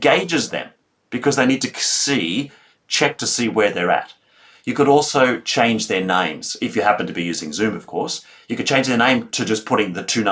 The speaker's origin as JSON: {"language": "English", "town": "Melbourne", "region": "Victoria", "country": "Australia", "said": "I come from Melbourne, Australia"}